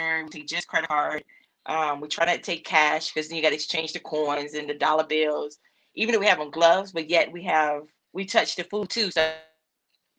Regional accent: near the South Carolina border, North Carolina, United States; moved away; I grew up in North Carolina, like South Carolina borderline

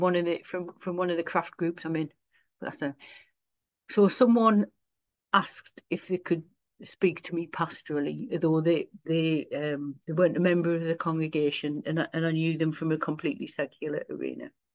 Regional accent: Sunderland, North East England, United Kingdom; accent: local; I'm born and raised in Sunderland and, and, and that's, that's where I minister

